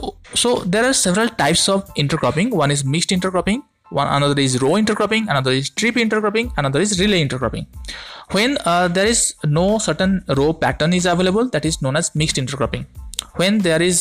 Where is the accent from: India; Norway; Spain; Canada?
India; from India